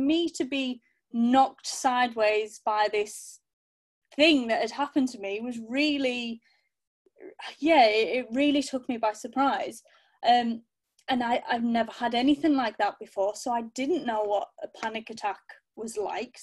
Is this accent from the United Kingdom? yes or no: yes; Cumbria, North West England, United Kingdom; now in East Sussex, United Kingdom; I'm originally from Cumbria, and now I live down in East Sussex with my husband